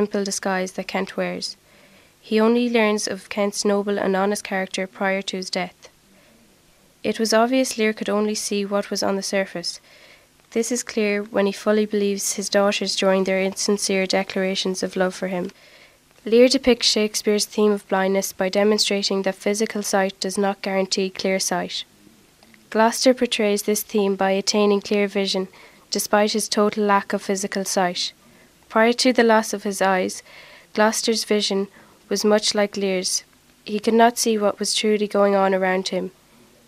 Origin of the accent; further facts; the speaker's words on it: Longford, Leinster, Ireland; I'm from Scullwhere, Longford